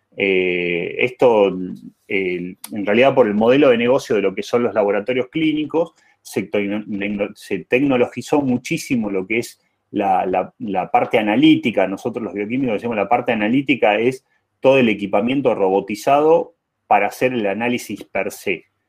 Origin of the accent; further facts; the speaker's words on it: Jujuy, Argentina; moved away; also born or lived in Buenos Aires; Yo soy jujeño, orgulloso de ser jujeño, nacido y criado en Jujuy, eh, emigrante a Buenos Aires